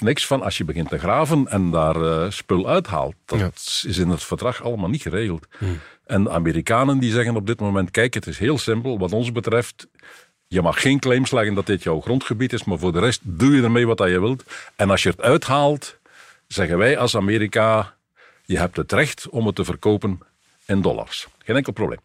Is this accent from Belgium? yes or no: yes; Belgium; ik als Belg